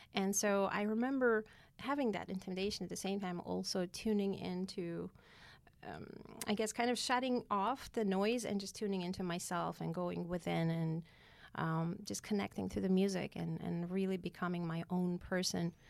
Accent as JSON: {"language": "English", "region": "Yerevan", "country": "Armenia", "tie": "born or raised there", "moved": "as an adult", "lives_now": "United States", "said": "I was born in Yerevan, Armenia"}